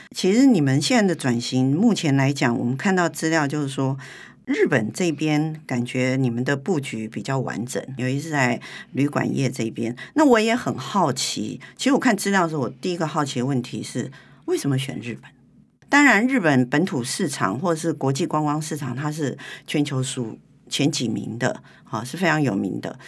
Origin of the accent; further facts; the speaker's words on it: Taiwan; 我们台湾人喜欢去日本